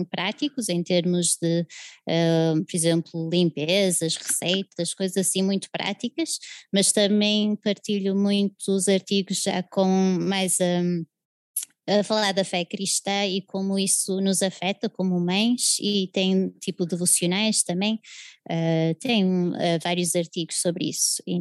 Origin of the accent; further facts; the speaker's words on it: Portugal; also born or lived in England; eu sou inglesa e portuguesa, tenho duas nacionalidades, mas sou de origem inglesa e vim para Portugal muito pequenina, com três anos, uh, filha de missionários. Então, eles vieram cá uh, em 1989 e fiz sempre a escolaridade cá.